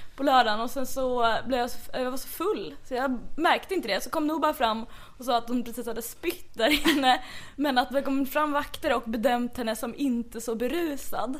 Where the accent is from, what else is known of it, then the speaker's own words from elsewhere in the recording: Stockholm, Stockholm County, Sweden; född och uppvuxen här på Södermalm